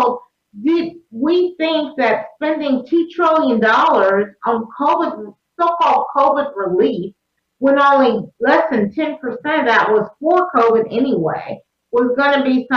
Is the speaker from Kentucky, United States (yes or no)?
no; Texas, United States; I'm from Texas